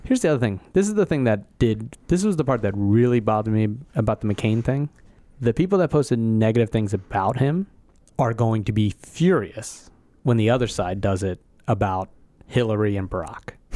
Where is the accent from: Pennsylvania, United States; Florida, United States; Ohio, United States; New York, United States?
Pennsylvania, United States; Philadelphia; I grew up in Philadelphia and I'm from America.